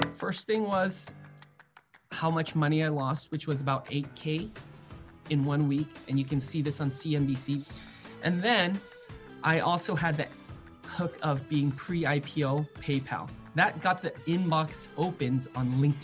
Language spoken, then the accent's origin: English; San Francisco, California, United States; I grew up in San Francisco